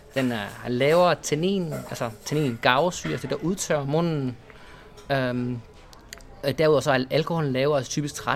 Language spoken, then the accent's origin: Danish; Esbjerg, Southern Denmark, Denmark; moved away as an adult; also born or lived in Spain; now in Malaga, Spain; Jeg er født i Esbjerg